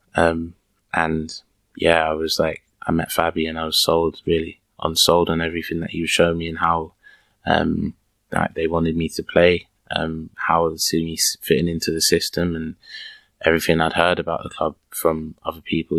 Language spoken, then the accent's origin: English; England, United Kingdom; accent: London; moved away as an adult; now in Germany; back home we, as English people